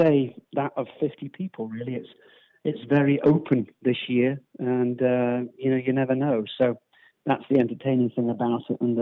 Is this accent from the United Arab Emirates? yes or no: no; United Kingdom; as a Brit